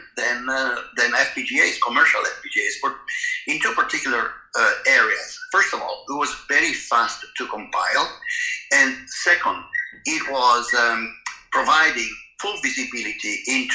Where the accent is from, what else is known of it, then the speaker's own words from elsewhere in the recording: Italy; moved away as an adult; also born or lived in Germany / England / East Coast, United States / Oregon, United States; I was born in Italy, and I attended all my education in Italy